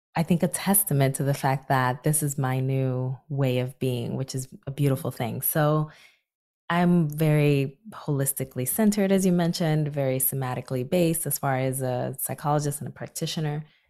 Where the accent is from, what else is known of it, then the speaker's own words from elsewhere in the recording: Newark, New Jersey, United States; my hometown of Newark, New Jersey